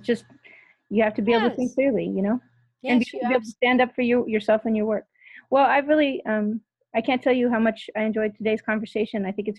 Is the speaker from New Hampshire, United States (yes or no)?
no; California, United States; I come from California